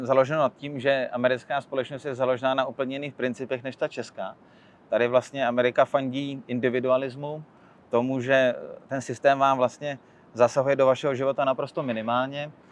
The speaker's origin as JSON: {"language": "Czech", "country": "Czechia", "also_born_or_lived": "London", "moved": "as an adult", "lives_now": "New York, United States", "said": "u nás v Čechách"}